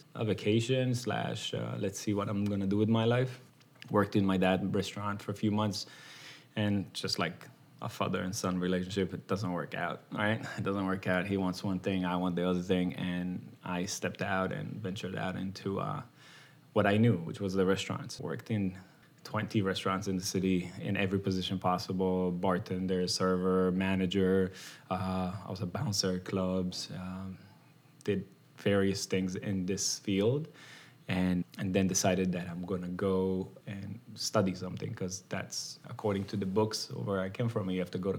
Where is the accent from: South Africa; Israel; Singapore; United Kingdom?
Israel; moved away as an adult; now in United States; I grew up in Israel. I didn't grow up here